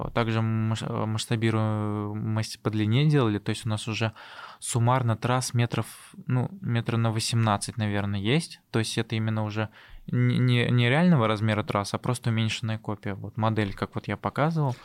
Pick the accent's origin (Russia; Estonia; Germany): Russia; Tatarstan; moved away as an adult; also born or lived in Zelenodolsk / Sirius; now in Moscow, Russia; я из Татарстана